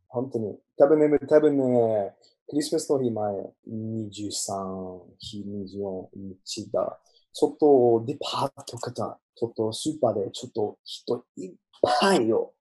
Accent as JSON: {"language": "Japanese", "country": "Australia", "second_language": "Japanese", "said": "オーストラリア人"}